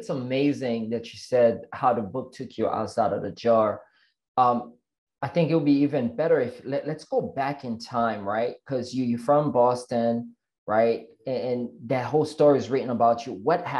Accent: Haiti; now in United States; I'm from Haiti, growing up and you know, in a third world country and then come to the States

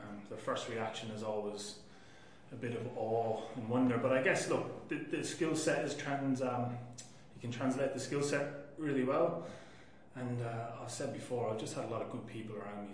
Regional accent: Laois, Ireland; moved away as an adult; now in Australia; I played halfback with Leash, my home county

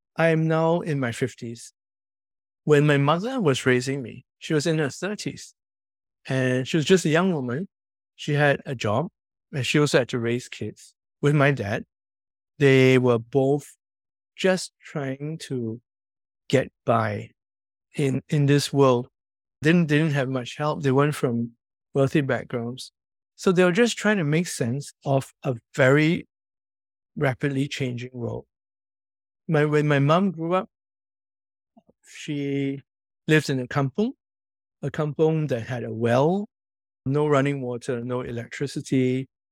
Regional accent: Singapore; growing up where I grew up, in Commonwealth Close, which is a public housing estate

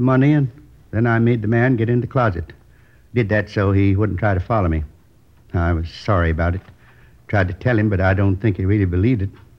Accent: Midwest, United States; I was born in the Middle West. Tiny little town. You probably never heard of it. Isn't on most of the map. Went to school there through the 8th grade.

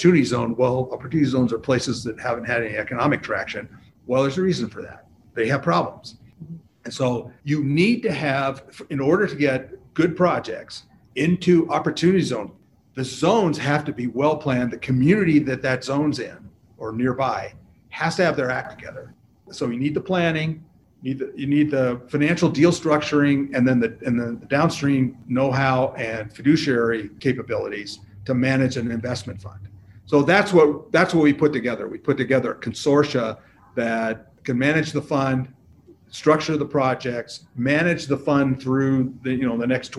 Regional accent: Seattle, Washington, United States; I grew up in Seattle

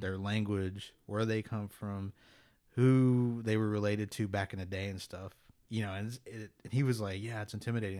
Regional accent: Pawnee, Oklahoma, United States; I grew up in Pawnee

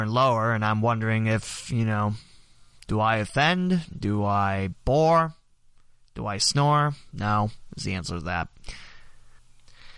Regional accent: West Alexandria, Ohio, United States; my hometown West Alexandria has 2%, meaning probably my parents

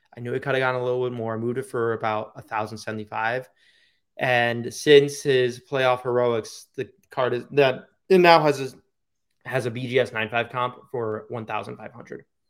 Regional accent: Long Island, New York, United States; moved away; Long Island is my home. It will never not be.

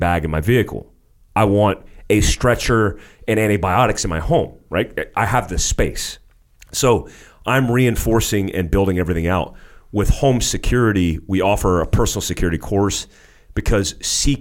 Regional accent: United States; moved away as an adult; also born or lived in Daytona Beach, Florida / North Carolina; I grew up in Daytona Beach, Florida. I grew up in North Carolina in the boonies

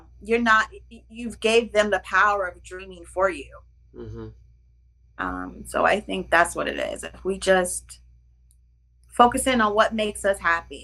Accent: Ohio, United States; now in New York City, United States; I'm in New York City, but I'm from Ohio

